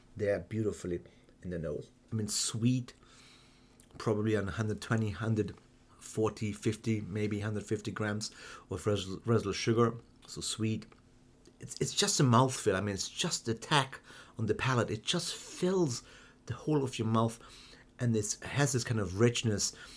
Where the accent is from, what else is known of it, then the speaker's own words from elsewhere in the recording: Hungary; also born or lived in Germany; I've been born and raised in Germany and then grew up in Hungary